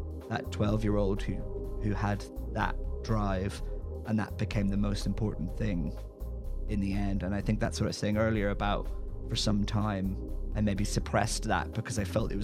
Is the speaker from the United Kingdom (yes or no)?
yes; Northern Ireland, United Kingdom; now in London, United Kingdom; growing up in Northern Ireland